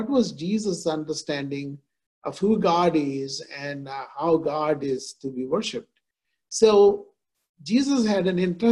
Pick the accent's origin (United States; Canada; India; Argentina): India; moved away; I am born and brought up in India. So I grew up in a context where Hindus, Muslims, Christians, we all live together